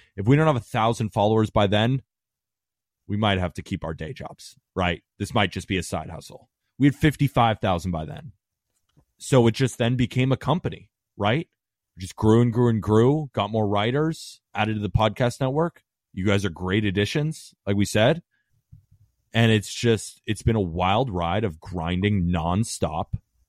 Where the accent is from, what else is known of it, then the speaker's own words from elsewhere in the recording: California, United States; also born or lived in Staten Island, New York; Yeah, so I was born in Staten Island, New York. My dad, big Yankee fan, right? Moved to California when I was 2 years old.